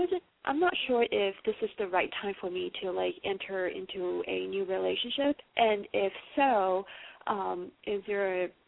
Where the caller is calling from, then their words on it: California, United States; I'm calling from California.